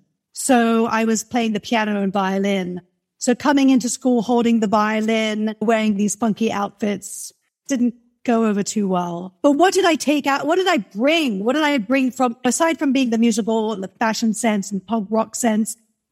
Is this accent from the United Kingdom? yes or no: yes; England, United Kingdom; when I go back to my hometown and I'm back in England, then I've got that real... It's sort of my dad comes from a Cockney.